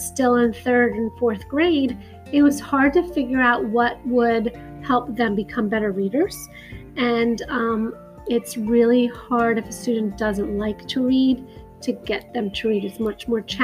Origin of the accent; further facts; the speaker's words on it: North Carolina, United States; now in Philadelphia area, United States; I grew up in North Carolina